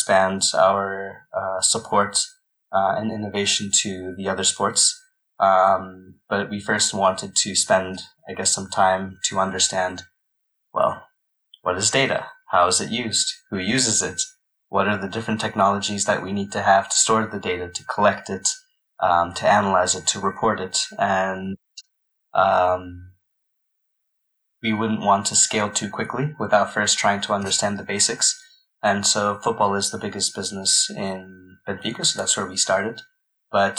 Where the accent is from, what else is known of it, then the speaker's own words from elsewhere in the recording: Pennsylvania, United States; moved away as an adult; also born or lived in India (ancestry); now in Lisbon, Portugal; I was born in the east coast of the US in Pennsylvania